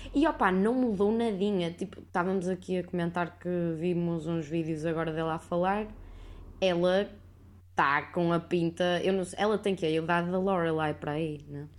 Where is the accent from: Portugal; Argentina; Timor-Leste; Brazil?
Portugal; Porto, Norte; sou do Porto